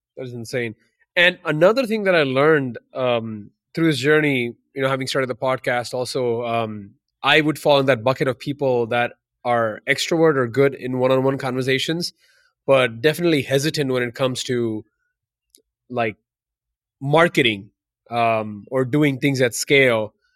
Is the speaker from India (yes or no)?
yes; India; moved away; I'm from India originally